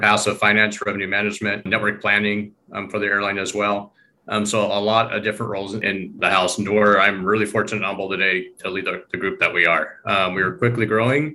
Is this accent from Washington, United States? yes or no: yes; Eastern Washington, United States; I grew up in Eastern Washington